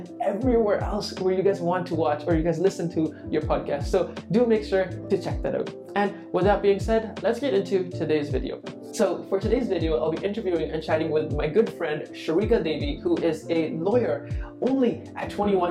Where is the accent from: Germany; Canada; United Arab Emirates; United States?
Canada; as a Canadian